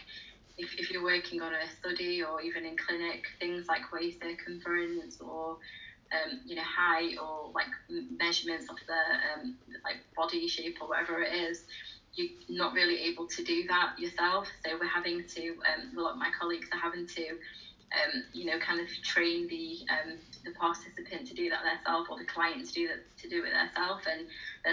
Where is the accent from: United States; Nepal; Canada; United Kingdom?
United Kingdom; England; I was born and raised in England, but my Arab, like my ethnic groups are Arab.